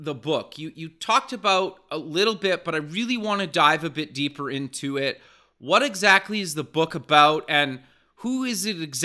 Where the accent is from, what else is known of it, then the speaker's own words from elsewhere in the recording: Canada; I'm Canadian